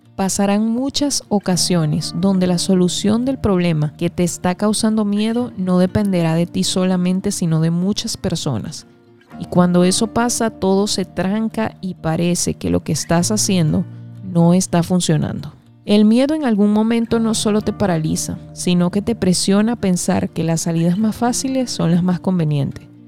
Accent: Venezuela; Aproximadamente en medio de mis estudios de primaria, en el año 1999, en mi país Venezuela

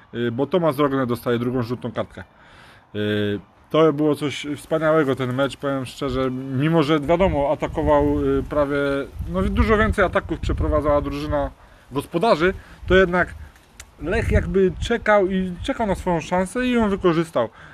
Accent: Poznań, Greater Poland, Poland; my jesteśmy z Poznania

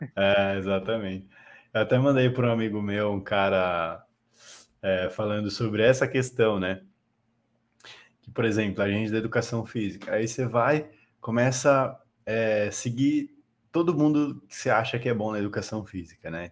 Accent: Itu, São Paulo, Brazil; moved away as an adult; now in São Paulo, Brazil; eu sou de Itu, interior de São Paulo

